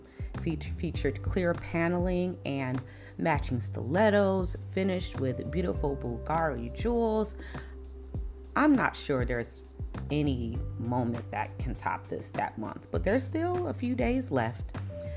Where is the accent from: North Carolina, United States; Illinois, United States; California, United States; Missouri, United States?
Illinois, United States; Chicago; Chicago, my hometown